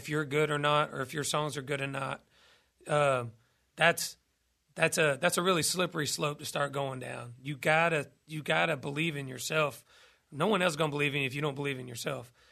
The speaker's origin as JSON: {"language": "English", "town": "Douglasville", "region": "Georgia", "country": "United States", "tie": "born or raised there", "said": "about my hometown, uh, Douglasville, Georgia."}